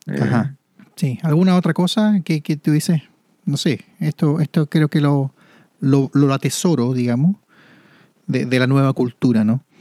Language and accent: Spanish; Santiago, Santiago Metropolitan Region, Chile; soy nacido y criado en Santiago